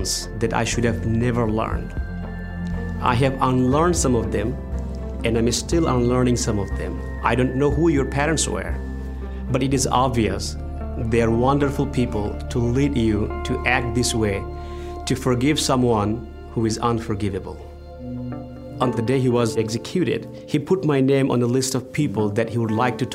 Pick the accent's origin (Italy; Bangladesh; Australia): Bangladesh; moved away as an adult; also born or lived in Dallas, Texas; a military school in Bangladesh, I went to Dallas and loved it